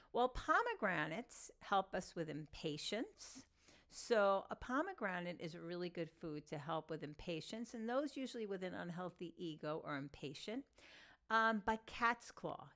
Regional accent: Long Island, New York, United States; accent: New York Long Island Jewish; my New York, um, Long Island Jewish accent

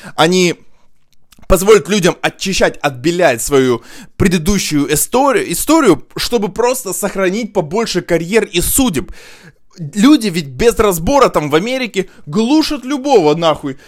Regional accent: Russia

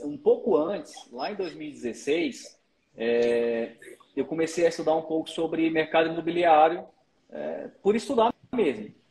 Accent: Brasília, Federal District, Brazil; moved away as an adult; also born or lived in Piauí; now in Goiânia, Brazil; nasci, nasci no Piauí, mas fui criado desde criancinha em Brasília

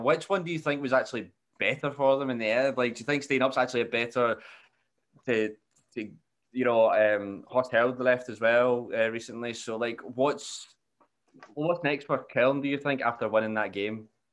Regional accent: Scotland, United Kingdom; being Scottish

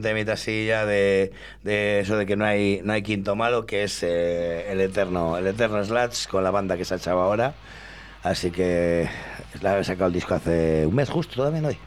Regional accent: Llano de Olmedo, Castile and León, Spain; mi pueblo, que es Llano de Olmedo, que está muy cerquita

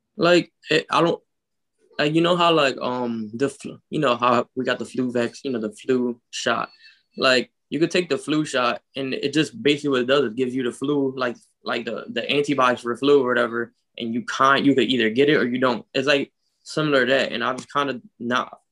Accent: Philadelphia, Pennsylvania, United States; I grew up in North Philadelphia.

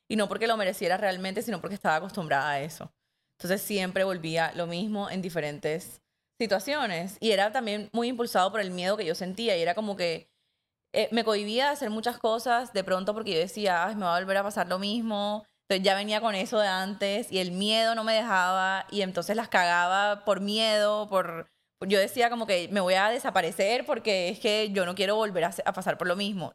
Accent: Montería, Córdoba, Colombia; la gente con la que crecí en Montería

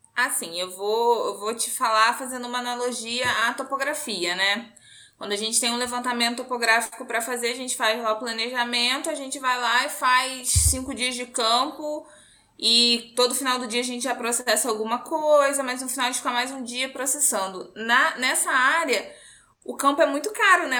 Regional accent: Macaé, Rio de Janeiro, Brazil; also born or lived in Seropédica; eu nasci em Macaé, que é a cidade do petróleo, toda essa coisa lá. Eu cresci, assim, até a minha oitava série envolta nessa história toda de Petrobras

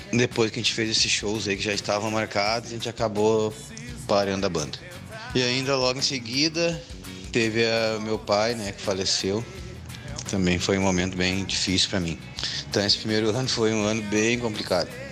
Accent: Sapucaia do Sul, Rio Grande do Sul, Brazil; also born or lived in China; now in São Leopoldo, Brazil; eu nasci em Sapucaia, toda aquela minha parte de banda de baile e tal, e meus amigos que tinham bandas eram todos de Sapucaia.

